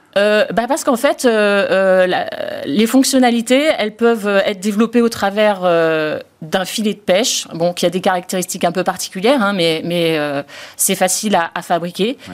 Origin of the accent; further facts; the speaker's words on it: Marseille, Provence-Alpes-Côte d'Azur, France; on est marseillais